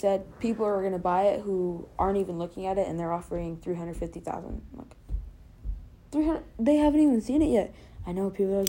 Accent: California, United States; I'm from California, man.

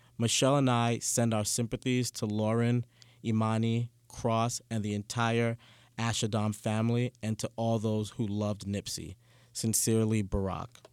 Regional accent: New York City, New York, United States; I grew up in Canarsie

